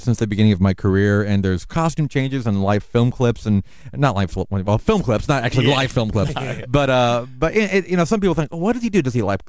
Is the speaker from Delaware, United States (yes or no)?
no; Lynwood, California, United States; I'm from Linwood, California.